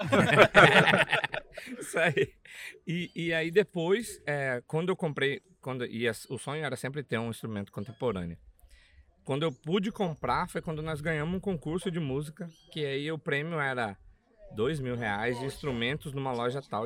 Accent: Cuiabá, Mato Grosso, Brazil; accent: Cuiabá; eu sou lá do CPA, para quem é de Cuiabá ou já foi em Cuiabá, sabe que CPA é uma quebrada lá

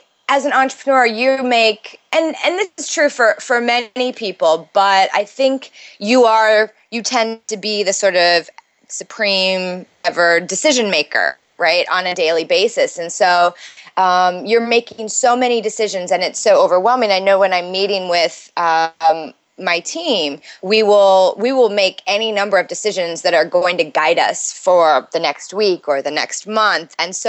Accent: Midwest, United States; now in New York City, United States; So I live in New York City. I'm originally from the Midwest, but I've lived in New York since college.

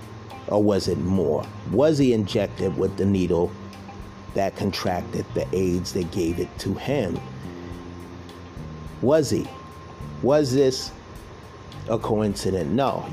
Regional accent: East Coast, United States; I'm from the East Coast

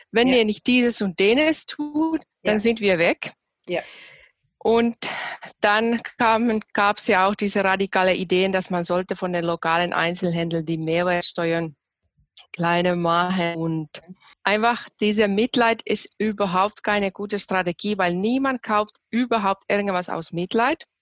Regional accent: Finland; now in Germany; ursprünglich aus Finnland, wohne seit elf Jahren hier in Deutschland

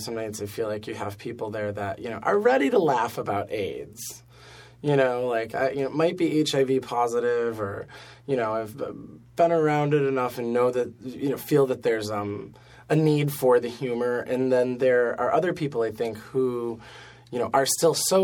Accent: Buffalo, New York, United States; now in New York City, United States; I'm from Buffalo

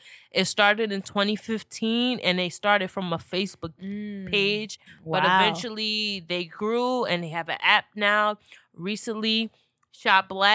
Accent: Orange, New Jersey, United States; my hometown, Orange, New Jersey

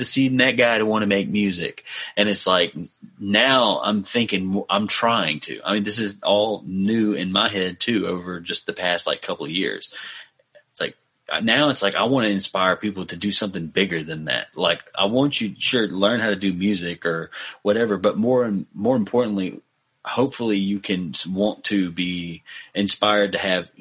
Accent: Mississippi, United States; my hometown is like in a bad spot as of lately

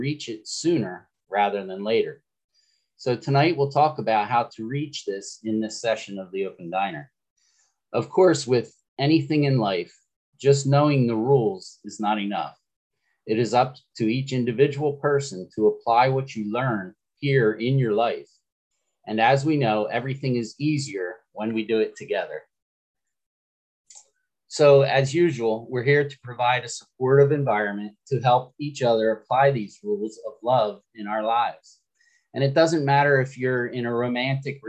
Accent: Florida, United States; I'm from Florida

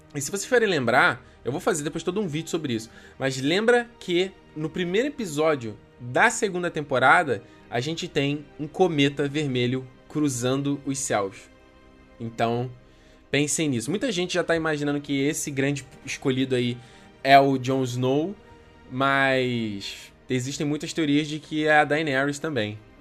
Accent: Brazil; A gente é do Brasil

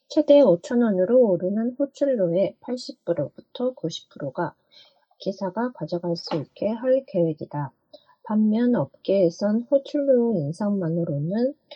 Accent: Japan; also born or lived in South Korea; 私、韓国生まれ、日本育ち

